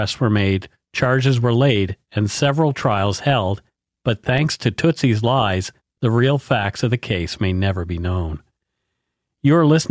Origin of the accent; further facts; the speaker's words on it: Canada; We are ordinary Canadian schmucks